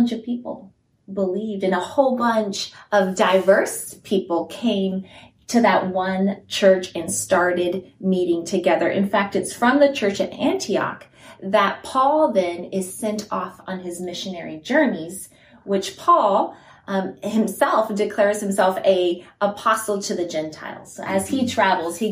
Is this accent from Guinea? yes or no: yes; Guinea; moved away; I grew up in Guinea, West Africa